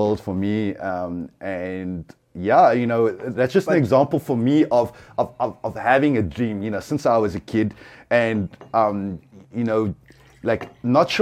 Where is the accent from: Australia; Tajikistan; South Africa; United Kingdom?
South Africa; Cape Town, Western Cape; I'm a photographer from Cape Town